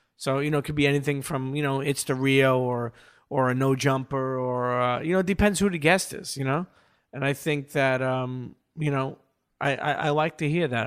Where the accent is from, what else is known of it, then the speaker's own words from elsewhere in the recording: New York City, New York, United States; I grew up in Coney Island in Brooklyn, and growing up there gave me a melting pot